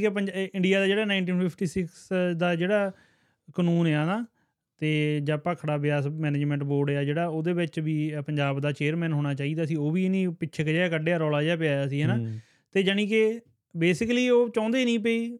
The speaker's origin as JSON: {"language": "Punjabi", "area": "village near Banga, Doaba", "region": "Punjab", "country": "India", "said": "ਇਹ ਦੁਆਬੇ ਜੀ ਆਪਣਾ ਪਿੰਡ ਬੰਗਿਆਂ ਹਨਾ ਬੰਗਿਆਂ ਦੇ ਲਾਗੇ"}